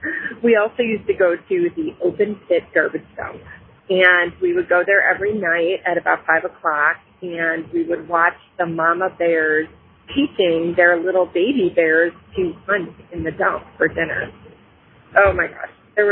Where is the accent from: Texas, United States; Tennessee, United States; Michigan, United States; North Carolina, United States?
Michigan, United States; Grosse Pointe; now in Broomfield, United States; when I was a girl growing up in Grosse Pointe, Michigan, which is right outside Detroit